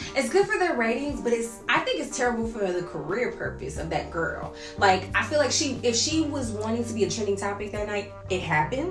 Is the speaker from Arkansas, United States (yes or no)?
yes; Arkansas, United States; now in Tulsa, United States; I'm from Arkansas